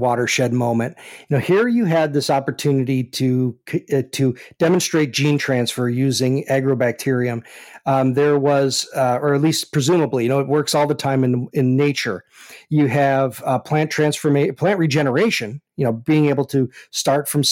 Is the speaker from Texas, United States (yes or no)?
no; outside of Chicago, Illinois, United States; where I lived in outside of Chicago. I'm from Illinois too.